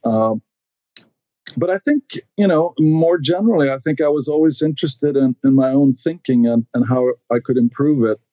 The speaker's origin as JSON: {"language": "English", "town": "Stockholm", "region": "Stockholm County", "country": "Sweden", "tie": "born or raised there", "second_language": "English", "moved": "as an adult", "lives_now": "United States", "said": "I grew up in Sweden, uh, in Stockholm, uh, which is the capital"}